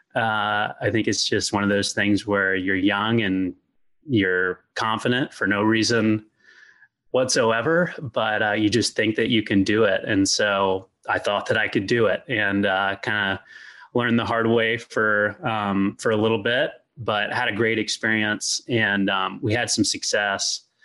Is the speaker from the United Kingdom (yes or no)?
no; Louisville, Kentucky, United States; also born or lived in Lexington, Virginia; I'm from Louisville, Kentucky